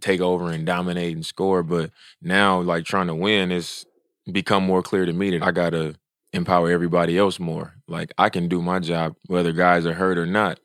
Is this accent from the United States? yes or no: yes; Oakland, California, United States; I'm from Oakland